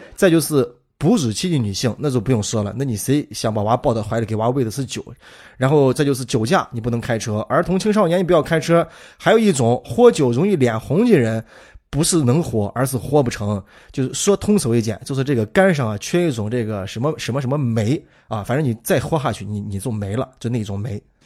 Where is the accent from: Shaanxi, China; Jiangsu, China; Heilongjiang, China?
Shaanxi, China; accent: Shaanxi Mandarin; 用咱们陕西话做成一个字，抠